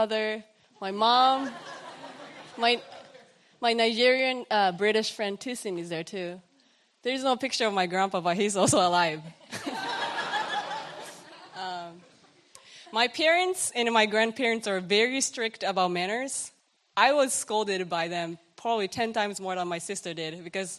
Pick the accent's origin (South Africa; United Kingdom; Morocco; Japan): Japan; Kochi; English is a second language; moved away as an adult; now in Washington, United States; I was born and raised in Kochi, Japan